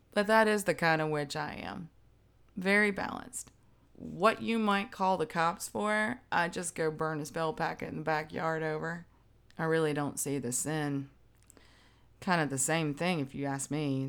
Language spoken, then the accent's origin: English; the South, United States; I'm Southern